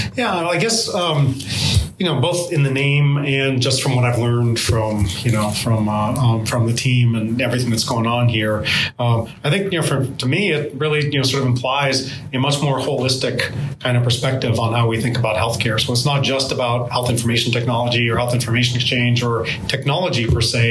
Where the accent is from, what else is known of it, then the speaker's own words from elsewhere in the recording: Lowell, Massachusetts, United States; also born or lived in Boston; I grew up in Lowell, outside of Lowell